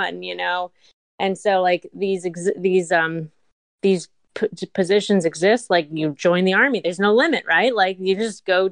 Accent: Montgomery County, Maryland, United States; I'm from Montgomery County, Maryland

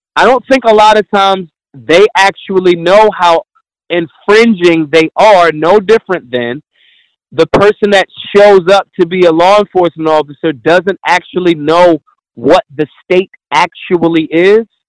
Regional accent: Philadelphia, Pennsylvania, United States; I'm I'm from Philly

